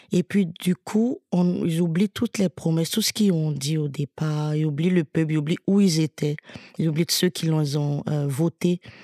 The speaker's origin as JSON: {"language": "French", "country": "Côte d’Ivoire", "said": "je suis originaire de Côte d'Ivoire, j'écris souvent beaucoup de chansons sur mon pays, mes origines"}